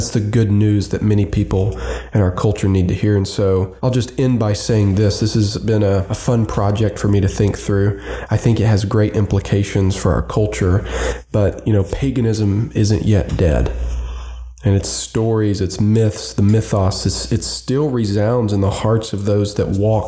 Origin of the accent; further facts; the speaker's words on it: Roanoke, Virginia, United States; my hometown, Roanoke, Virginia